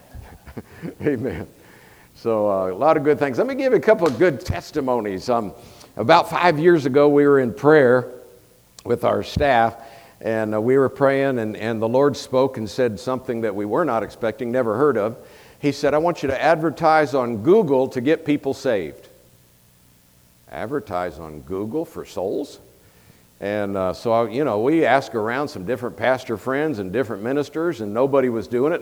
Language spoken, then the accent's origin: English; Tampa, Florida, United States; moved away as an adult; also born or lived in Colorado; I was born and raised in Tampa, Florida, so I am a Floridian and lived there for 27 years.